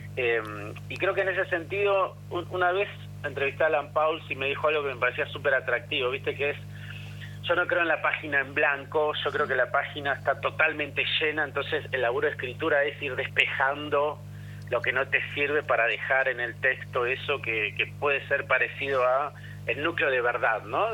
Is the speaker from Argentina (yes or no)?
yes; Argentina; somos argentinos